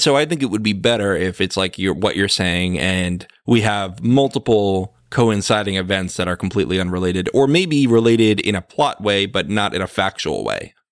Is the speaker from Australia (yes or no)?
no; United States; we are American, and as Americans, we are America-centric